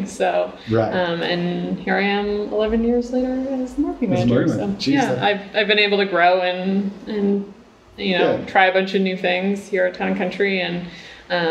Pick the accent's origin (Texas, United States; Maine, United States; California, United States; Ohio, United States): Maine, United States; Standish; also born or lived in Westbrook, Maine; I grew up in Standish, so I went to Bonnie Eagle.